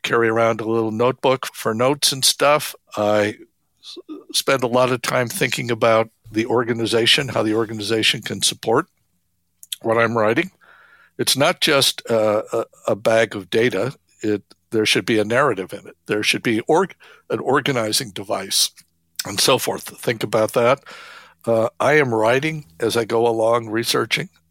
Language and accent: English; Phoenix, Arizona, United States; I grew up in Phoenix, the outskirts of Phoenix